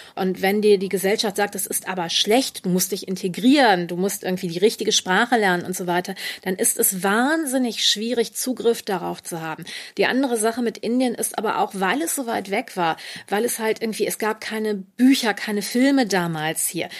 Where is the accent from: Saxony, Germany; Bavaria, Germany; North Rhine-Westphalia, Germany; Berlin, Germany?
North Rhine-Westphalia, Germany; Düsseldorf; in Düsseldorf aufgewachsen. Ich bin im Düsseldorfer Stadtteil Oberbilk aufgewachsen